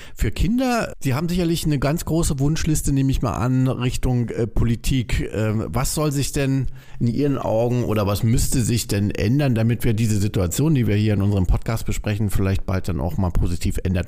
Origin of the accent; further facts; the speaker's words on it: Germany; Bei uns in Deutschland